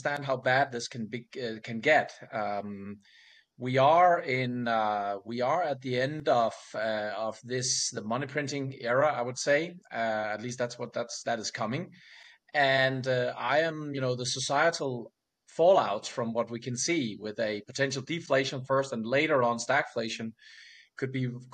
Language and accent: English; Denmark